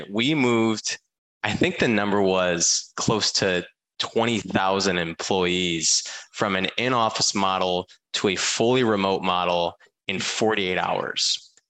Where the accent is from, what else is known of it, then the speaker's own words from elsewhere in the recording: Michigan, United States; Um, so I I'm from Michigan originally.